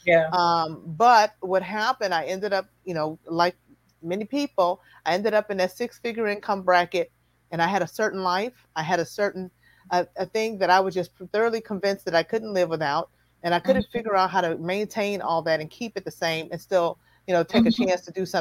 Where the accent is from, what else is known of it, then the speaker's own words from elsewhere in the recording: Chicago, Illinois, United States; moved away; I'm from Chicago.